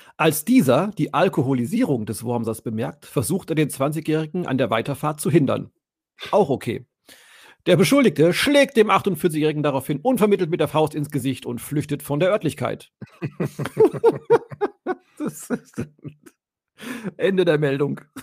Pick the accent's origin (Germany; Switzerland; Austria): Germany; Allgäu; moved away; ich habe ja als Kind im Allgäu gewohnt